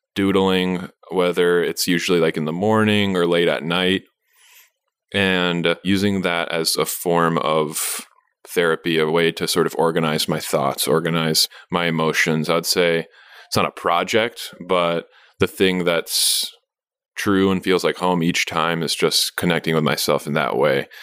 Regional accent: Madison, Wisconsin, United States; also born or lived in San Francisco, California / Minnesota / New York City; I'm from Madison, but I went to school in Mini-, Minnesota, and I was sort of from the West Side

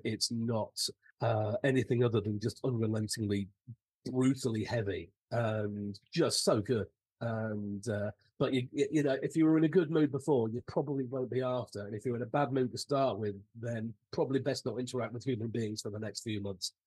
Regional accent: United Kingdom; being a Brit, Saxon

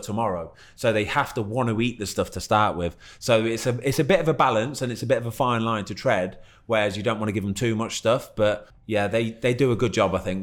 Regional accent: Leamington Spa, West Midlands, United Kingdom; I was born in Leamington, which is probably what 15, 20 minutes away

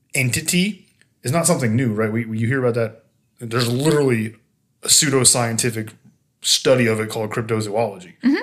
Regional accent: Pine Barrens, New Jersey, United States; Pine Barrens is somewhere I grew up

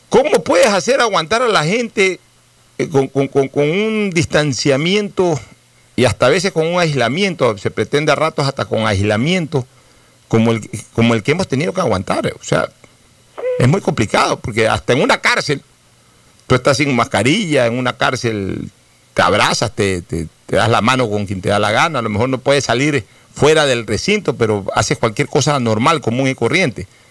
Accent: Guayaquil, Guayas, Ecuador; también soy guayaquileño.

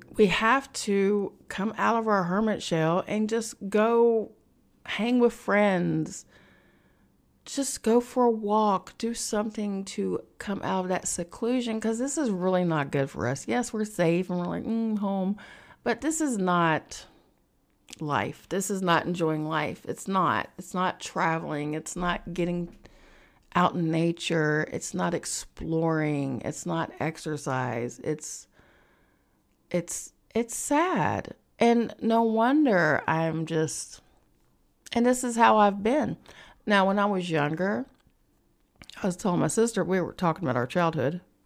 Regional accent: West Virginia, United States; moved away as an adult; now in New York City, United States; I'm from West Virginia, so I'm in West Virginia

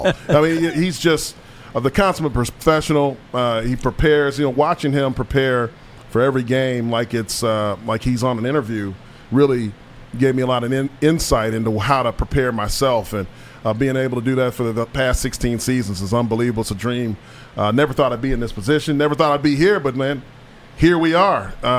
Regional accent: Indianapolis, Indiana, United States; Indianapolis, my hometown. Shout out to Naptown.

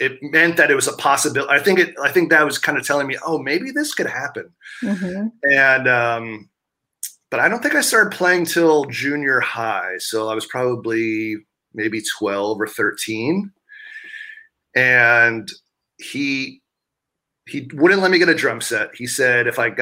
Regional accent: New York City, New York, United States; I grew up right basically in Times Square

